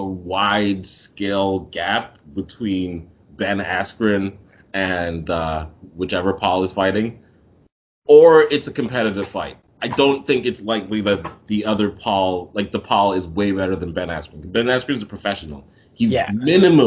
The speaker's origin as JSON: {"language": "English", "country": "Nigeria", "said": "I'm Nigerian"}